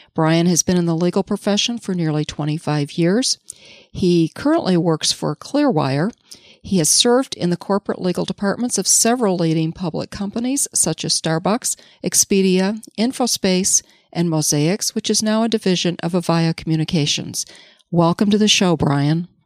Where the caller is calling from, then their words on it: Charlevoix, Michigan, United States; I'm calling in from Charlevoix, Michigan.